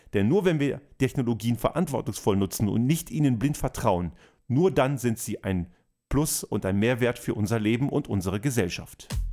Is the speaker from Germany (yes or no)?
no; Austria; bei uns in Österreich